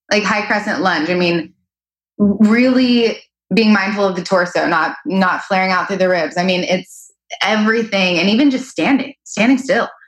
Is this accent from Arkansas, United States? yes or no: yes; Arkansas, United States; I grew up in Arkansas. I have moved all over.